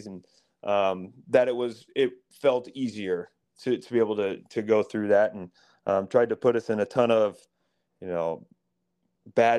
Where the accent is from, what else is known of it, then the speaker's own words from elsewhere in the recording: Council Bluffs, Iowa, United States; less than 5 minutes from my house, so in my hometown.